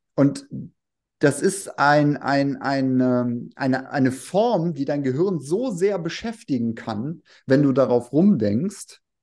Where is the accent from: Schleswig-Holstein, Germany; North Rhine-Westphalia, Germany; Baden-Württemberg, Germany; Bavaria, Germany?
North Rhine-Westphalia, Germany; Remscheid; now in Wuppertal, Germany; Realschule in Remscheid